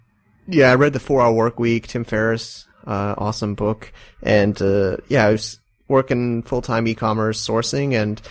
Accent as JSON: {"language": "English", "country": "United States", "moved": "yes", "lives_now": "Shenzhen, China", "said": "American internet dude in China on the Hong Kong border."}